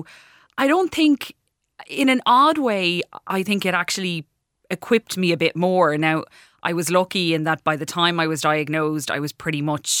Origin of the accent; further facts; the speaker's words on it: Clarecastle, County Clare, Ireland; I'm from Clarecastle in County Clare originally.